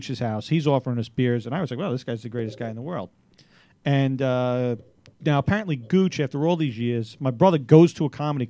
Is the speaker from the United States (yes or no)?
yes; New York City, New York, United States; I was from New York. I was from Staten Island.